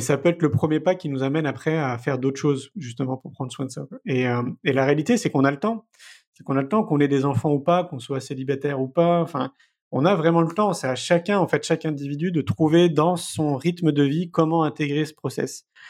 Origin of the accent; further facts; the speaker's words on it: Paris, Île-de-France, France; moved away as an adult; j'ai grandi à Paris, hein, j'y suis resté 34 ans